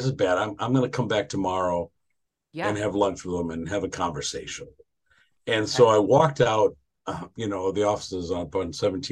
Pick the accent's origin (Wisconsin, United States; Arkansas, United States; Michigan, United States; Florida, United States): Wisconsin, United States; we grew up in Wisconsin